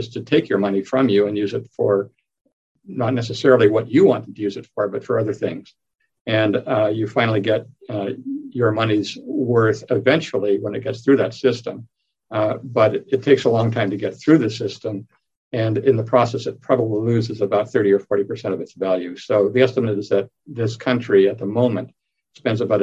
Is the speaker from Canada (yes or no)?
yes; Canada; moved away as an adult; also born or lived in England; now in Arizona, United States; Initially working in Canada, I'm Canadian, with the government of Alberta